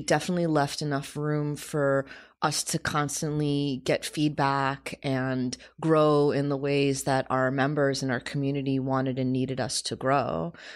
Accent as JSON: {"language": "English", "country": "United States", "tie": "born or raised there", "said": "We grew up in America"}